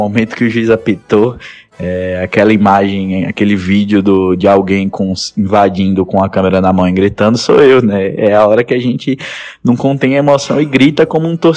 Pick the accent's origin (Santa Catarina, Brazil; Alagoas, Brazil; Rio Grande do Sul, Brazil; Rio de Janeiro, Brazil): Alagoas, Brazil; Maceió; now in Aracaju, Brazil; eu tenho 23 anos, eu é, sou nascido em Maceió, Alagoas.